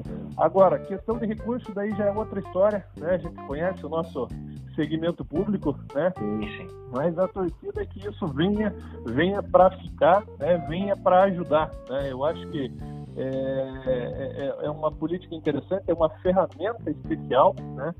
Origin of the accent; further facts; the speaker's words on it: Brazil; como bons brasileiros né, que somos